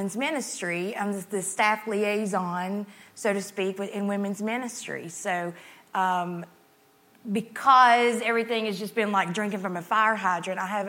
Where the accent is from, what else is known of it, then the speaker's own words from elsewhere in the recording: Grundy, Virginia, United States; now in Columbia, United States; I'm from Southwest Virginia, Grundy, Virginia